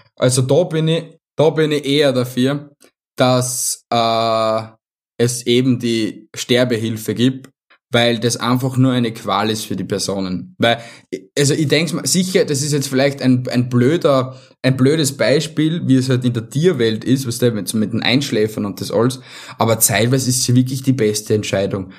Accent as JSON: {"language": "German", "region": "Vienna", "country": "Austria", "said": "bei uns in Wien"}